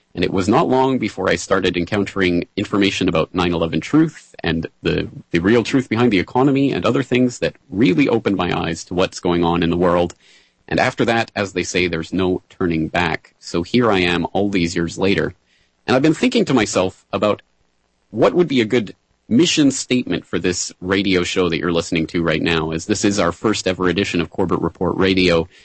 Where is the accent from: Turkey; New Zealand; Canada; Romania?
Canada; Calgary, Alberta; moved away as an adult; now in Japan; I was born and raised in the foothills of the Rocky Mountains in beautiful Calgary, Alberta.